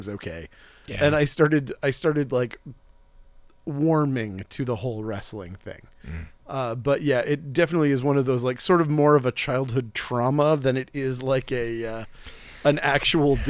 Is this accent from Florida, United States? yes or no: no; Northern Maine, United States; I grew up in Northern Maine.